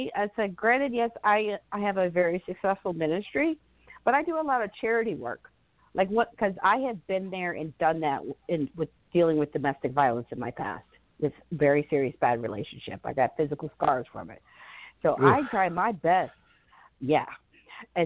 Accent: Florida, United States; growing up in Florida

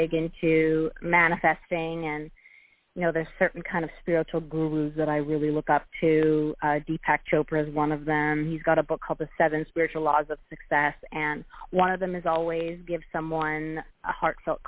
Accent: Vancouver, British Columbia, Canada; now in Toronto, Canada; I'm from Vancouver originally, but I live in Toronto.

